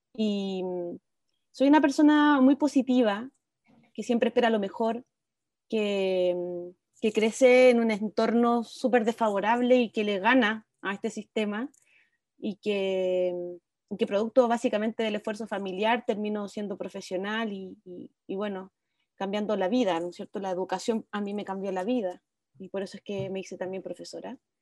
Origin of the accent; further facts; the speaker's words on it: Viña del Mar, Valparaíso, Chile; moved away as an adult; also born or lived in Santiago; now in Olivar, Chile; nací en Santiago y a los 5 años me fui a vivir a Viña, así que crecí en, en Gómez Carreño, un barrio bien apartado del centro de Viña